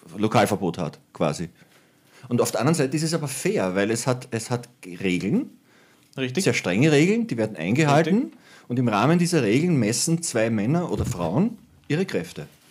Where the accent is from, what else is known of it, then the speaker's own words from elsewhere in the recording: Lower Austria, Austria; ich bin ein Niederösterreicher